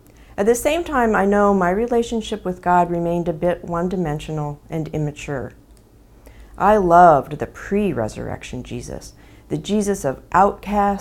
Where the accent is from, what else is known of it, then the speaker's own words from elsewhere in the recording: Erie, Pennsylvania, United States; I was raised in the Catholic Church and attended Catholic schools in a working-class community in Erie, Pennsylvania